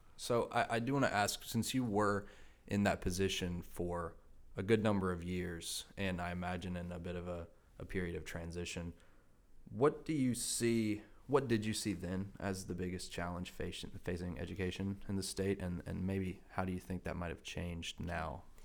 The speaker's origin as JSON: {"language": "English", "area": "Rowan County", "region": "North Carolina", "country": "United States", "said": "I come from Roanne"}